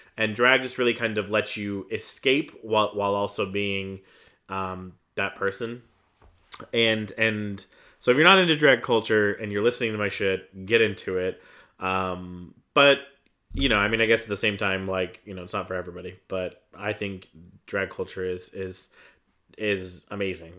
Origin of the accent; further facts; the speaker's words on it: Iron Mountain, Michigan, United States; also born or lived in Denver, Colorado; I was born in Denver, lived in Denver till I was ten, then moved to Iron Mountain, and, and basically my, my, like, formative, like, developmental years were, were in Iron Mountain, Michigan